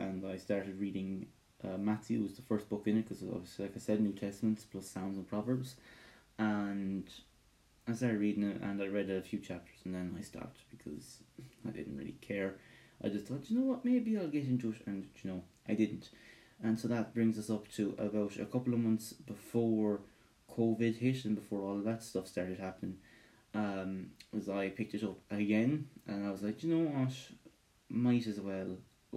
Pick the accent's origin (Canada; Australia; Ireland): Ireland; I'm Irish with Scottish heritage